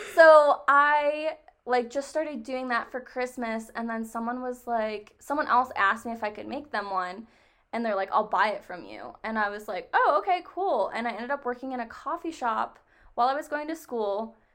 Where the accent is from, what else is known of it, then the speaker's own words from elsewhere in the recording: New York, United States; moved away as an adult; also born or lived in Nevada; I am actually from New York. And I moved to Nevada to go to school out there